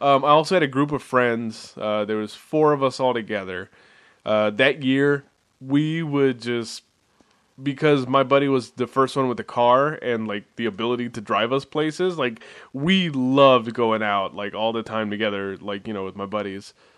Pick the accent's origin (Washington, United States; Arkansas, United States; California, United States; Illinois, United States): California, United States; Bay Area; we are from the Bay Area